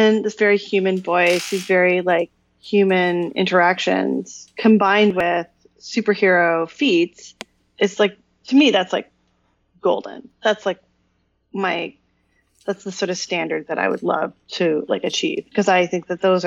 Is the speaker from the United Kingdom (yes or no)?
no; Canada; I'm a Canadian